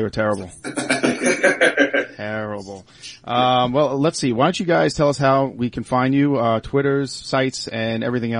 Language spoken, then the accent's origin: English; Long Island, New York, United States; I'm actually from Long Island.